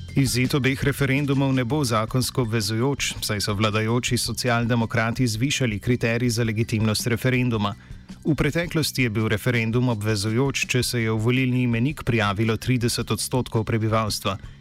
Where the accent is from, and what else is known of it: Slovenia